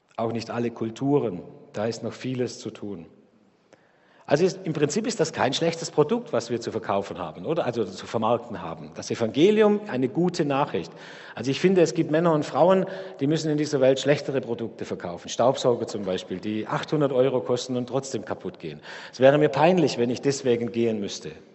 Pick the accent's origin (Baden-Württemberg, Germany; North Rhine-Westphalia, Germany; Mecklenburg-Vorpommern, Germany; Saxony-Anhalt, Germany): Baden-Württemberg, Germany; Dettingen; moved away as an adult; now in Karlsruhe, Germany; bei uns in Dettingen, wo ich herkomme